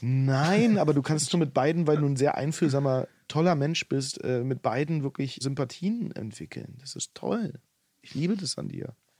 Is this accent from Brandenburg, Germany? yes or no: yes; Potsdam, Brandenburg, Germany; Ich komme ja aus Potsdam und da bringt jeder seinen Slang irgendwie